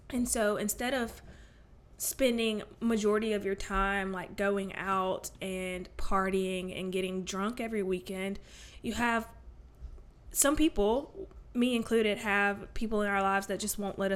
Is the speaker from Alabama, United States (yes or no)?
yes; Alabama, United States; I am from Alabama.